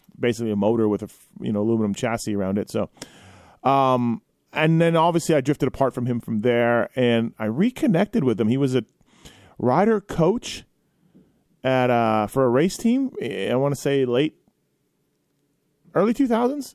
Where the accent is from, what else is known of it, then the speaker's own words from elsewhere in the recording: Manitoba, Canada; Growing up in Manitoba